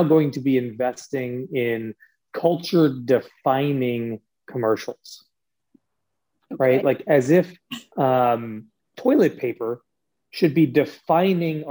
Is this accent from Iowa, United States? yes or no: yes; Des Moines, Iowa, United States; I'm from Des Moines, Iowa